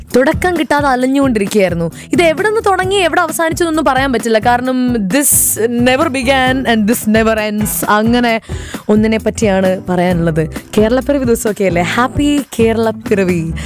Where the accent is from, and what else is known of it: Malayali, Kerala, India; also born or lived in Chennai